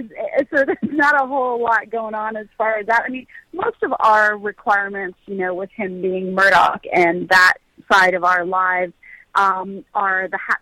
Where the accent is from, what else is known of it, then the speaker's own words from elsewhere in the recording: Canada; we're Canadian